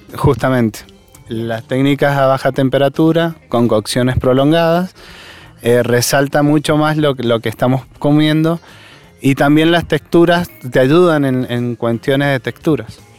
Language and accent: Spanish; Mendoza, Argentina; lo que somos como mendocinos